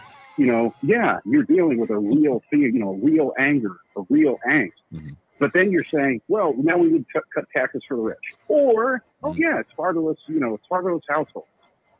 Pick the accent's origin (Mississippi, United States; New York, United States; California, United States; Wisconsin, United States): California, United States; Fresno; Brothers and sisters … from Fresno, and I'm calling from Minneapolis right now.